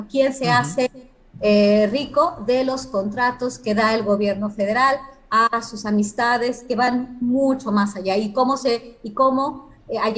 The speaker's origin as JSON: {"language": "Spanish", "country": "Mexico"}